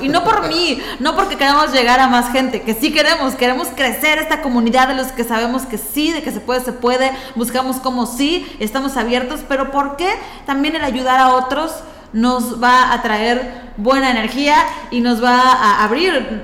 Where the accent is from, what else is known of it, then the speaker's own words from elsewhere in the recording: Yucatán, Mexico; nosotros, como yucatecos, como mexicanos